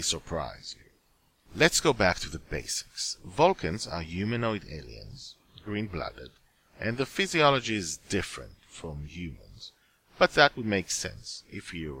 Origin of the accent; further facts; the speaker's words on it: Israel; English is a second language; I was living in Israel, and did not speak English at the time